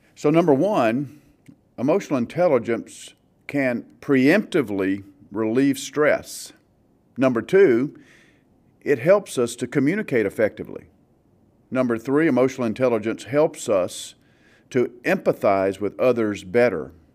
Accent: the South, United States; growing up in the South

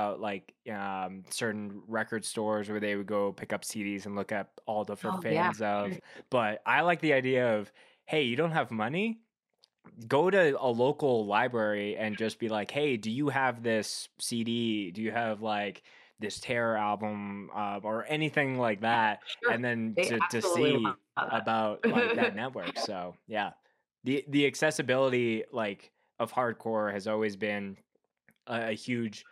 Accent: Winnipeg, Manitoba, Canada; I grew up in Winnipeg, Manitoba, Canada

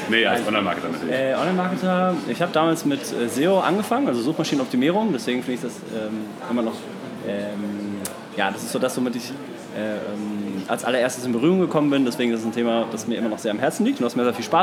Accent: Dortmund, North Rhine-Westphalia, Germany; now in Cologne, Germany; Genau, ich, ich komme ursprünglich aus Dortmund, jetzt, äh, wohne jetzt seit vier Jahren in meiner Wahlheimat Köln ähm, komme aber ursprünglich aus dem, aus dem Pott.

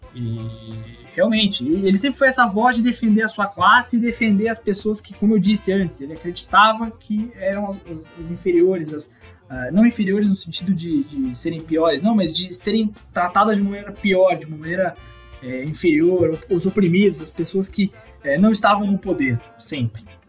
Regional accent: South Region, Brazil; sou do Sul

